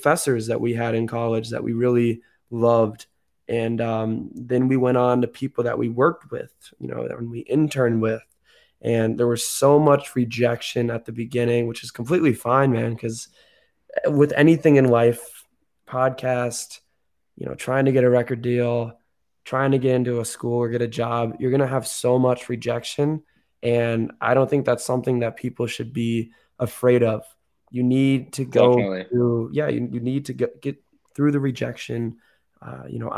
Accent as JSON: {"language": "English", "town": "Oakland", "region": "California", "country": "United States", "tie": "born or raised there", "moved": "as an adult", "lives_now": "Chicago, United States", "said": "born and raised in the Bay"}